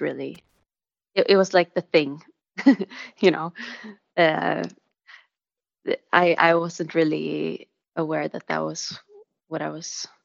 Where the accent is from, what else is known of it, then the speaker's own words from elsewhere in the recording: Stockholm, Stockholm County, Sweden; the church where I grew up in Stockholm